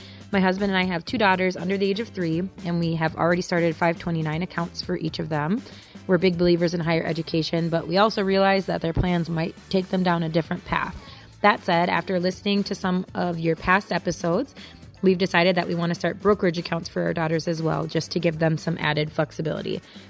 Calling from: Minnesota, United States; from Minnesota.

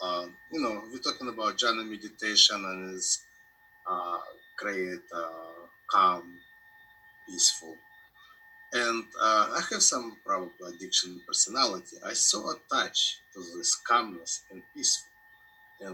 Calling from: Cleveland, Ohio, United States; I'm logging from Cleveland, Ohio. I live now in the United States, Cleveland, Ohio.

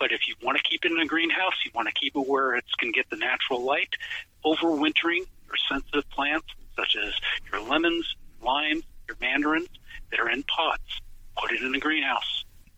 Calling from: Portland, Oregon, United States; And we're calling here from Portland, Oregon, and it's beautiful and sunny. Doesn't rain every day, but yes.

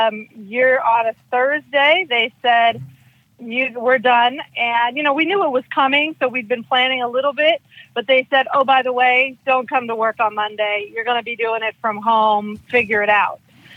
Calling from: California, United States; I'm calling from California.

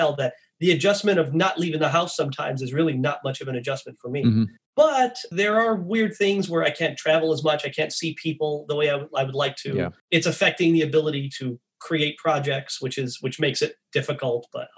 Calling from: Newport Beach, California, United States; I am in beautiful Newport Beach, California.

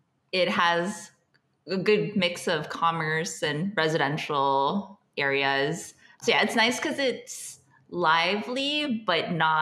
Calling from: Lisbon, Portugal; We are calling in from Lisbon, Portugal.

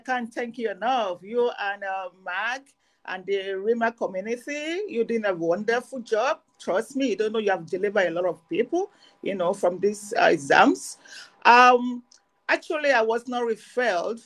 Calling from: Canada; right now I'm calling from Canada. I live in Canada.

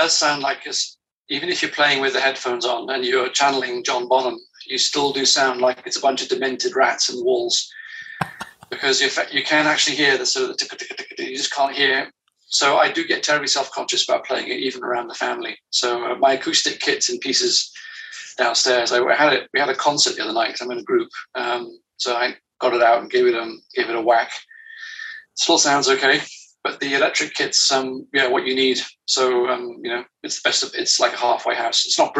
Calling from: France; I'm dialing in from France, a wonderful country.

